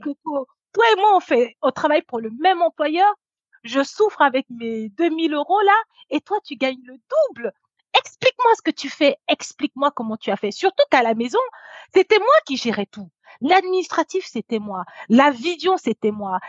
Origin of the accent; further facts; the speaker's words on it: Normandy, France; J'ai grandi en Normandie